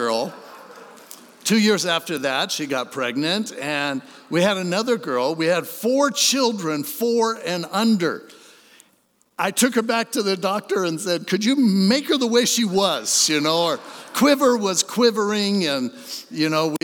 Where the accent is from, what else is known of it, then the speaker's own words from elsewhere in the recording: Hermosa Beach, California, United States; also born or lived in San Diego; I grew up in Hermosa Beach.